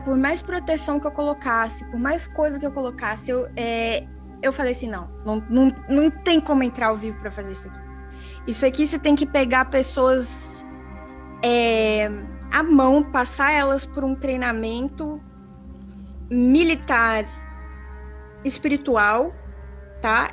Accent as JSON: {"language": "Portuguese", "country": "Brazil", "moved": "yes", "lives_now": "Australia", "said": "quando eu falo que eu sou brasileira"}